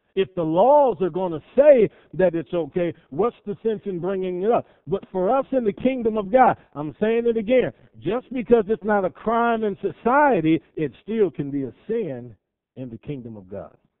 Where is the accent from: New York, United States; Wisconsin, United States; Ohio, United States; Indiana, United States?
Ohio, United States; Cleveland; I grew up in Cleveland, Ohio